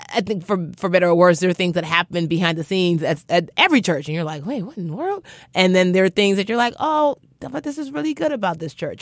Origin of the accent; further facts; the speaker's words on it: Nigeria; I'm Nigerian.